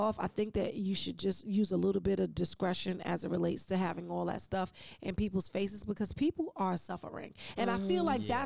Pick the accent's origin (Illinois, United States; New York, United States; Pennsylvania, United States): New York, United States; New York City; I'm from East New York